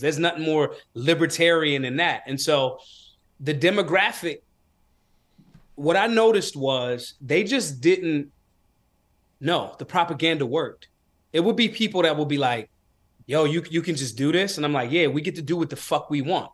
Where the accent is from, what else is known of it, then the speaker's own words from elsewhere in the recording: Philadelphia, Pennsylvania, United States; I was raised in Philly.